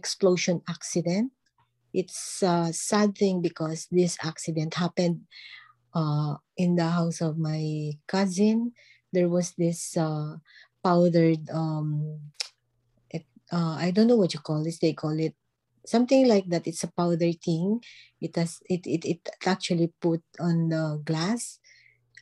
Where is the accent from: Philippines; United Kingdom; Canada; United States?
Philippines; moved away as an adult; also born or lived in Manila, Philippines; now in Barcelona, Spain; I'm from Philippines, and presently I'm actually residing here in Barcelona, Spain.